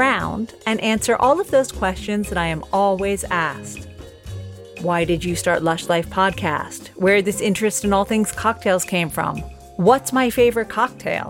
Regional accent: United States; now in London, United Kingdom; I am an American living in London

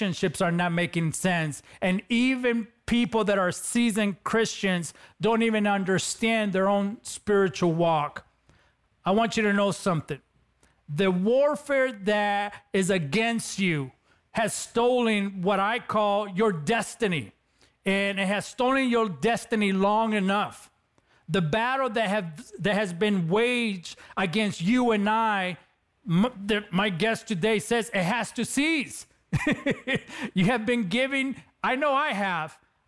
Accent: Los Angeles, California, United States; accent: Latino; growing up in East LA, California, I was involved in gangs

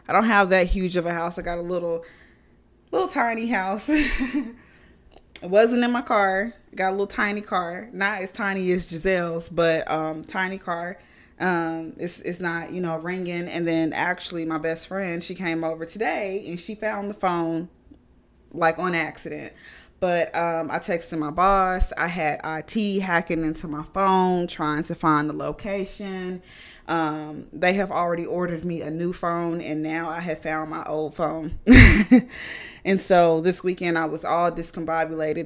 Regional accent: United States; I'm American

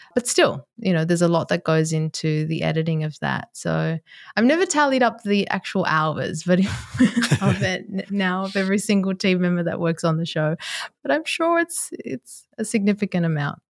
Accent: Sydney, New South Wales, Australia; moved away as an adult; also born or lived in Japan / Dubai / New York; I am based in Sydney, Australia, which is my hometown

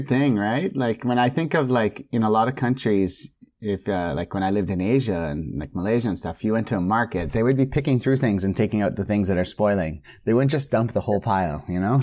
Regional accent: Canada; as a Canadian.

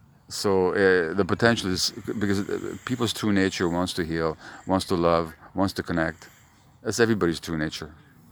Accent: Canada; I'm from Canada. I've been here 3 days, so I'm already an expert on Northern Ireland, you know.

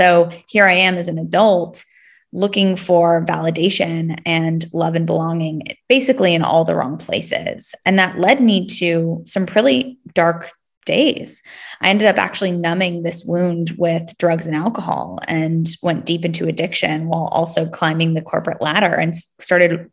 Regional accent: Palo Alto, California, United States; also born or lived in Sydney, Australia; now in Los Angeles, United States; I am actually originally from the Bay Area, so from the Silicon Valley, that's Palo Alto, California

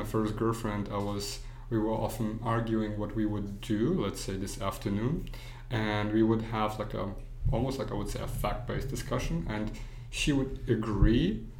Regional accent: Germany; also born or lived in Poland / United States; I was born in Poland, but I grew up in Germany, and then I moved to many different other countries, went to school and here in the United States

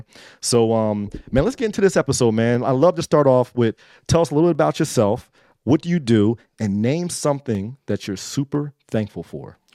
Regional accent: Trenton, New Jersey, United States; also born or lived in Baltimore; I grew up in Trenton

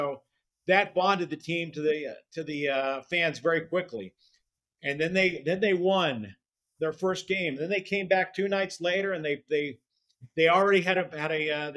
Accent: Phoenix, Arizona, United States; now in Las Vegas, United States; I grew up in Phoenix

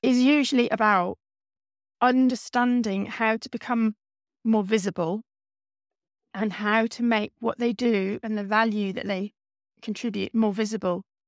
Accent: East Anglia, East of England, United Kingdom; I grew up in East Anglia and I wanted to stay in East Anglia

